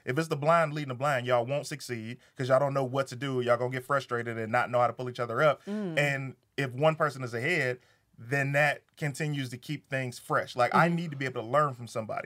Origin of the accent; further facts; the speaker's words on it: Detroit, Michigan, United States; I'm from Detroit.